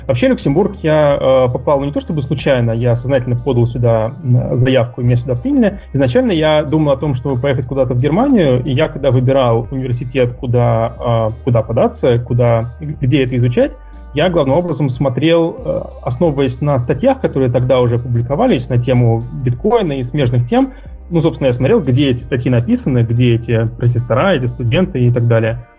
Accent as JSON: {"language": "Russian", "region": "Moscow", "country": "Russia", "tie": "born or raised there", "moved": "as an adult", "lives_now": "Luxembourg", "said": "я э, родился, вырос в Москве, закончил МГУ факультет ВМК"}